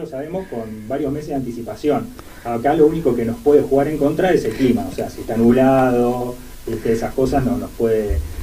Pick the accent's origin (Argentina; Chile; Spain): Argentina; General Roca, Río Negro; moved away; yo soy allá de General Roca de Río Negro